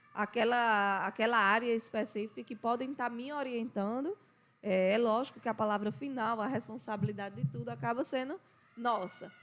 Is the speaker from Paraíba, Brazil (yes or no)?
yes; João Pessoa, Paraíba, Brazil; moved away as an adult; now in Monteiro, Brazil; eu nasci aqui em Monteiro, né? Fiquei, vivi aqui até os cinco anos de idade. Aos cinco anos eu fui para João Pessoa, estudei lá por todo o meu período escolar e até me formar. Fiquei lá até os 22 anos